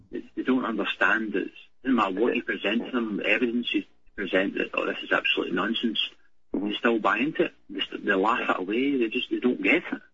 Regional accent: Glasgow, Scotland, United Kingdom; I'm only 26 from Glasgow

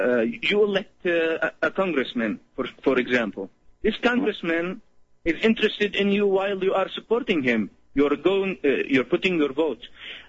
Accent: Syria; moved away; I'm originally from Syria

